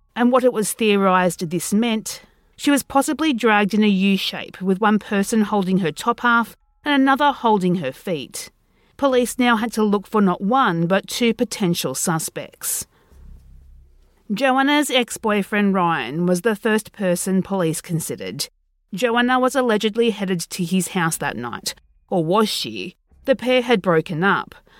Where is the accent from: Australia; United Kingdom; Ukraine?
Australia; being Australian